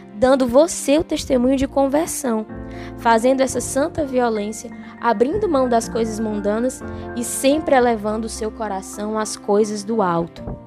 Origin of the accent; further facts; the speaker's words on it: Brazil; Nós somos brasileiros, moramos no Brasil, falamos português